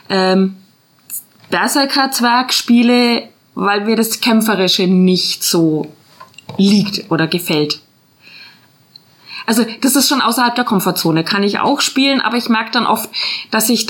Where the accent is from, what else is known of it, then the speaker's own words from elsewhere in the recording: Nuremberg, Bavaria, Germany; moved away; also born or lived in Swabia; Ich komme nämlich aus Nürnberg